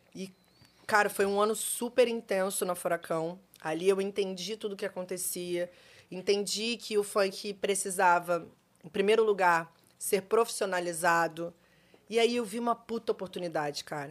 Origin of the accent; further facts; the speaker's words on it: Rio de Janeiro, Brazil; Eu nasci no Rio, eu nasci no Rio, eu sempre trabalhei desde os 15 anos